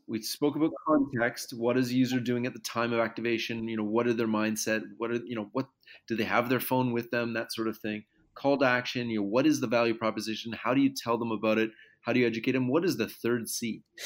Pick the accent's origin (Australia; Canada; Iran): Canada; I'm Canadian